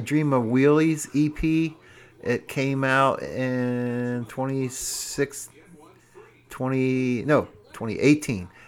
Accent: Cincinnati, Ohio, United States; I'm from Cincinnati.

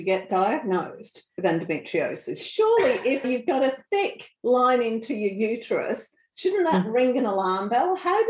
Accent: Australia; being Australian

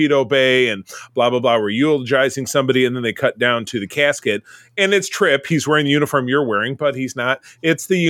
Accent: Detroit, Michigan, United States; now in Grand Rapids, United States; I was living in Metro Detroit, which is my hometown. I live now in Grand Rapids as I grew up here as well.

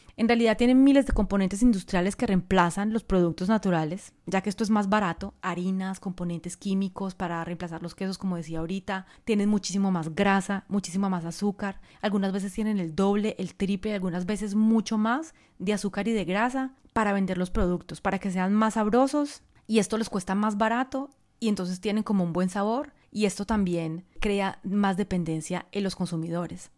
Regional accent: Colombia; also born or lived in France; now in Bali, Indonesia; Hace mucho tiempo vivo fuera de Colombia, quizás lo sabes, soy colombiana, eh, viví en Francia durante 22 años, en este momento estoy viviendo en Bali

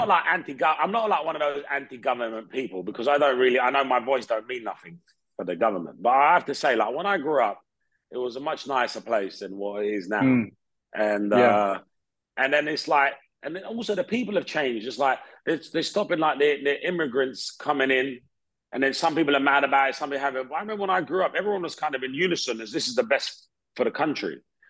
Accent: Hounslow, London, United Kingdom; moved away as an adult; I grew up in Hounslow

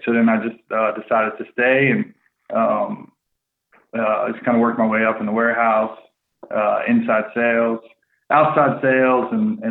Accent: West Virginia, United States; moved away; It's because we're from West Virginia, and all when I first moved here, it just, yeah, some for some reason, they thought we liked goats.

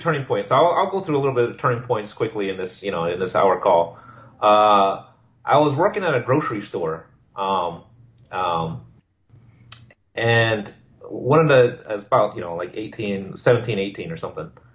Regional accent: Hawaii, United States; moved away as an adult; my hometown

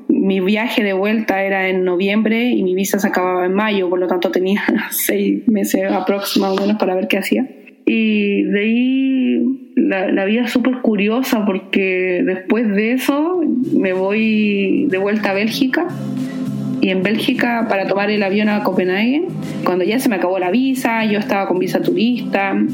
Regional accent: Puerto Varas, Los Lagos, Chile

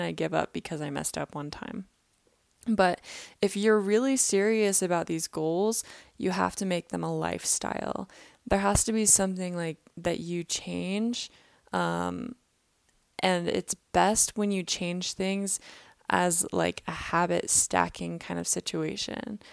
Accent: Kansas City, Missouri, United States; now in Utah, United States; I was in my hometown, Kansas City, for the holidays

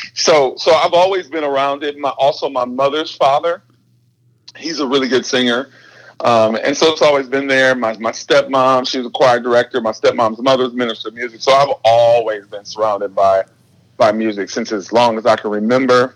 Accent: Detroit, Michigan, United States; now in Redmond, United States; we grew up in Detroit, which is like music city.

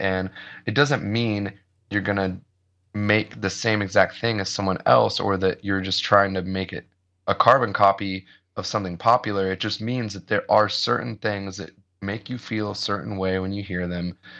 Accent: Ohio, United States; moved away; I grew up in the Midwest and I grew up in, in Ohio

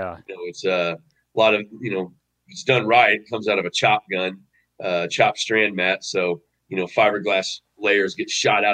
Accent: Missouri, United States; moved away as an adult; also born or lived in Iowa; I'm from Missouri. Yeah, I'm from Missouri originally. Okay. Yeah, that's where I grew up. Went to high school, middle school, elementary, all that.

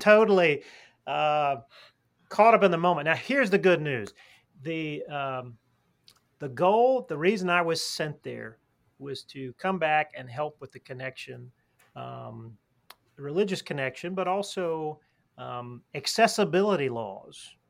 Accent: Alabama, United States; I'm actually I'm from Alabama

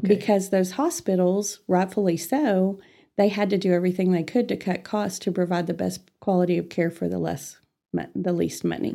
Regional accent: Amarillo, Texas, United States; I was born and raised in Amarillo, and, uh, I, without revealing my age, uh, I've been here all my life

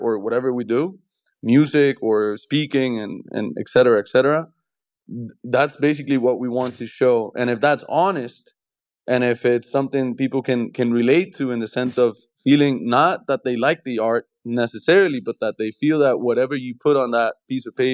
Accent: Colombia; I'm from Colombia

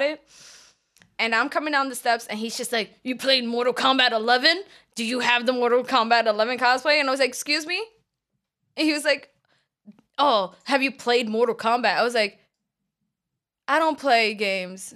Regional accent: New York City, New York, United States; I'm from the Bronx

